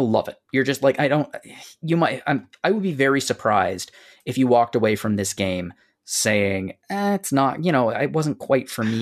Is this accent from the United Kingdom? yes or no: no; Canada; I'm, I'm Canadian